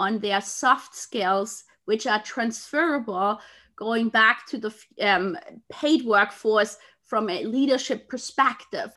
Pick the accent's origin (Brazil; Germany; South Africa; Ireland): Germany; Munich, Bavaria; moved away; in my hometown